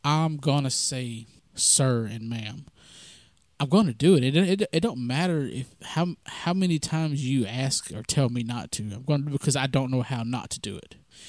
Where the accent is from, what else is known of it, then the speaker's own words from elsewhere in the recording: the South, United States; that's kind of part of how we were raised in the South, and some people continue to raise their kids like that.